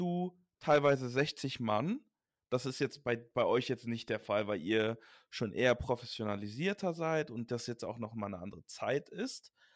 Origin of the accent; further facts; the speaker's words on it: Düsseldorf, North Rhine-Westphalia, Germany; also born or lived in Leverkusen; now in Cologne, Germany; Ich bin in Düsseldorf geboren